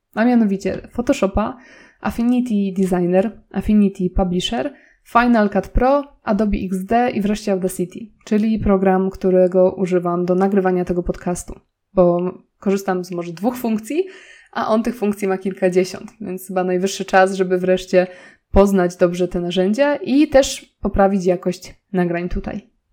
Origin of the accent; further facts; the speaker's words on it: Nowy Sącz, Lesser Poland, Poland; moved away as an adult; also born or lived in Warsaw; zamieszkaliśmy w mojej rodzinnej miejscowości, czyli w Nowym Sączu